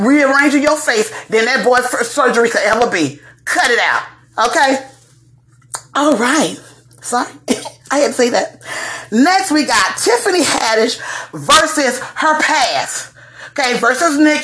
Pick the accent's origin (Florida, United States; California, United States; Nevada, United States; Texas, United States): Florida, United States; Dade County and Broward County, South; I'm from Dade County and Broward County in the Palm Beaches